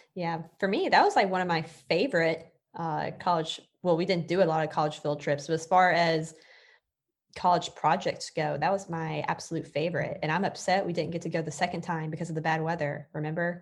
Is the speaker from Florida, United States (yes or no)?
yes; Florida, United States; also born or lived in New York; I'm from Florida